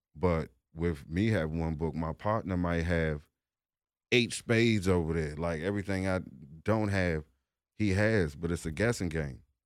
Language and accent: English; Washington, District of Columbia, United States; I'm from the District of Columbia